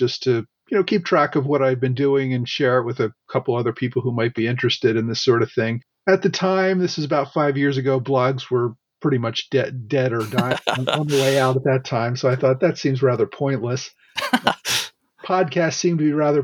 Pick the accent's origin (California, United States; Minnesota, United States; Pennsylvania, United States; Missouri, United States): Pennsylvania, United States; Philadelphia; I grew up in the Philadelphia area